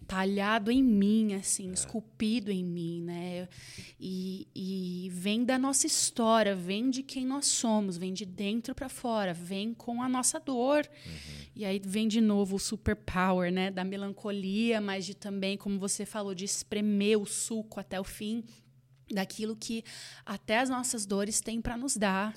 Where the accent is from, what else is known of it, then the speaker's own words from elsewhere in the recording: Campinas, São Paulo, Brazil; now in Dallas, United States; E nós estávamos ali em Campinas, onde, é, da onde eu sou